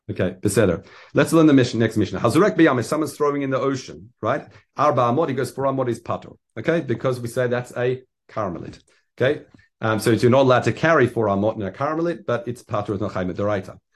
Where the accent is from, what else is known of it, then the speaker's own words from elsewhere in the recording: Australia; as being as an Australian, we used to try and try it, and yeah, it's it's it's a skill.